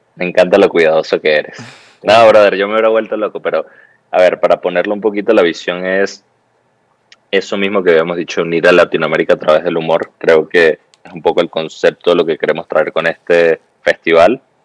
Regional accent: Venezuela; vengo de Venezuela

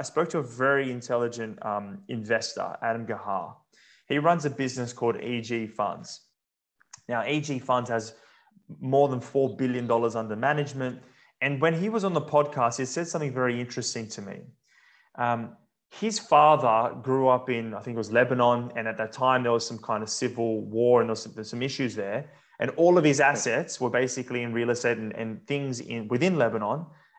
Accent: Australia; as an Australian

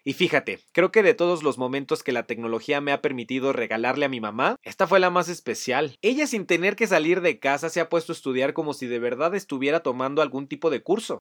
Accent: Mexico; moved away as an adult; Cuando cumplí 18 años salí de México por un intercambio escolar

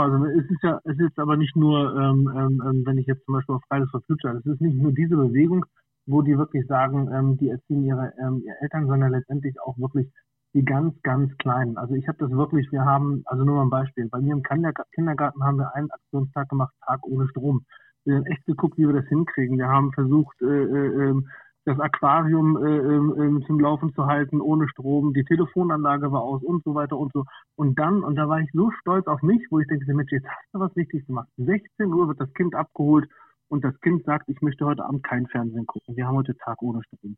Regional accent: near Schwerin, Mecklenburg-Vorpommern, Germany; moved away as an adult; now in Wolfsburg, Germany; wir sind nämlich eigentlich gebürtige Mecklenburg-Vorpommern

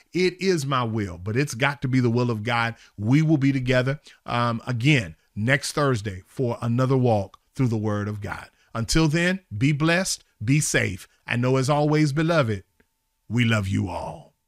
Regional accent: Charlotte, North Carolina, United States; moved away; my hometown in Charlotte

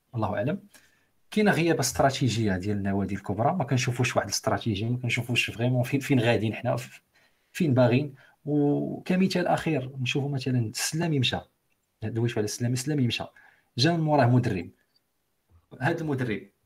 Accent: Morocco; عندنا في المغرب

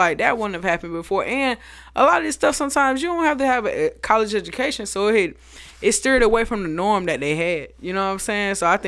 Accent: Monterey, California, United States; born there; I was born in Monterey, California, in the Bay Area. My mom was in the military out there.

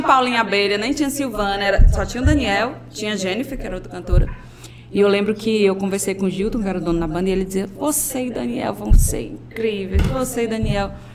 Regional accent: Fortaleza, Ceará, Brazil; also born or lived in Paraíba; now in João Pessoa, Brazil; sou de Fortaleza. Sou de um bairro chamado José Walter

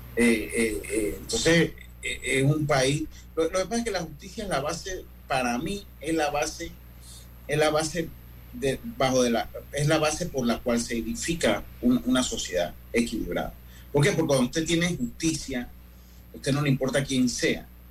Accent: Panama; nosotros mismos como panameños

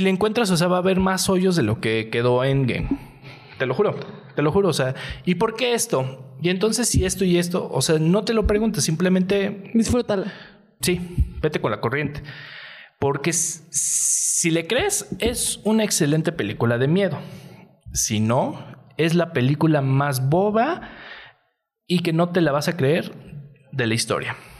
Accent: Mexico

